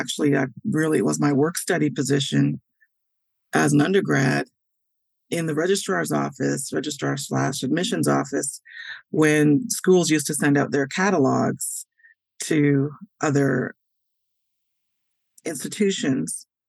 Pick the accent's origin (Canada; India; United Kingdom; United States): Canada; Hamilton, Ontario; moved away; also born or lived in Toronto; I grew up in Canada. I'm proud to say that I am a native of Canada. I was born in Toronto. I grew up outside Toronto in the Hamilton area.